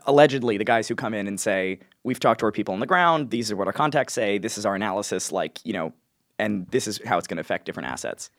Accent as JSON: {"language": "English", "region": "New York", "country": "United States", "said": "I'm from New York"}